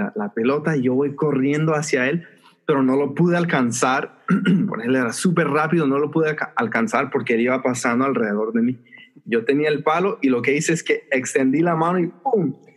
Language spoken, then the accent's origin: Spanish; Los Angeles, California, United States; yo nací y crecí acá en, en Los Ángeles